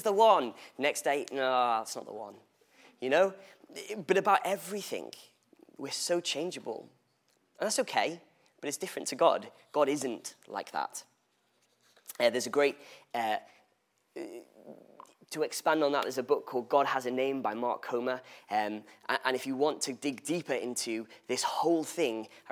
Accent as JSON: {"language": "English", "region": "England", "country": "United Kingdom", "tie": "born or raised there", "said": "I was born in England, which would make me English. Oh my days. For the record, I refer to myself as Welsh, to Welsh parents"}